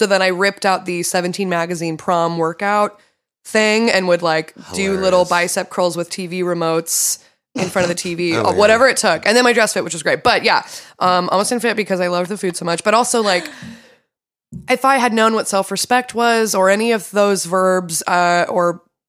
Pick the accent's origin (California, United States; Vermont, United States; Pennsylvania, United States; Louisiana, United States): California, United States; Torrance; I grew up in Torrance.